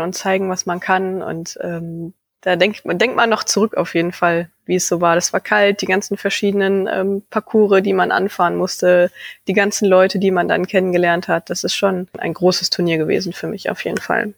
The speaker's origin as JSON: {"language": "German", "town": "Leer", "region": "Lower Saxony", "country": "Germany", "tie": "born or raised there", "also_born_or_lived": "Vechta", "said": "in meiner Heimatstadt Leer"}